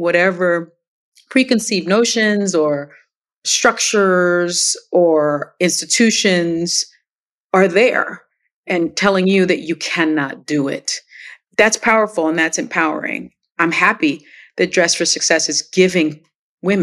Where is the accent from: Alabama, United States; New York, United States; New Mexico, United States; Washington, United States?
New York, United States; New York City; first language Spanish; English is a second language; I grew up poor in the South Bronx projects